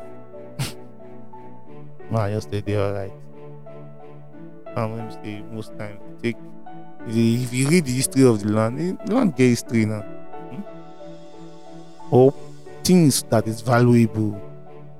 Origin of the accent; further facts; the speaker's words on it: Nigeria; as a Nigerian